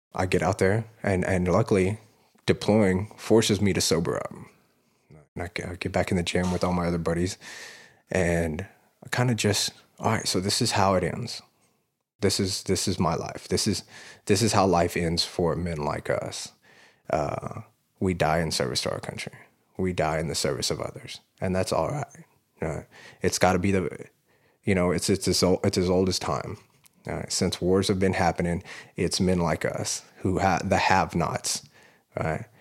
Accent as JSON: {"language": "English", "town": "Fort Worth", "region": "Texas", "country": "United States", "tie": "born or raised there", "said": "I grew up in, uh, South Fort Worth"}